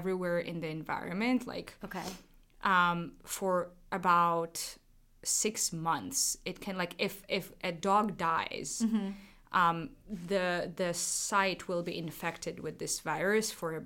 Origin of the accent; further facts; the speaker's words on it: Georgia; moved away as an adult; also born or lived in Amsterdam; now in Hanover, United States; I moved from Amsterdam to Georgia to see my family first and then come to Hanover